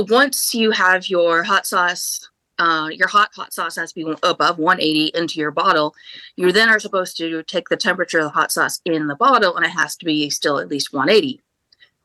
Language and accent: English; Indiana, United States; moved away as an adult; now in Raleigh, United States; I grew up in Indiana, very, very rural area where it's meat and potatoes and black pepper is too spicy.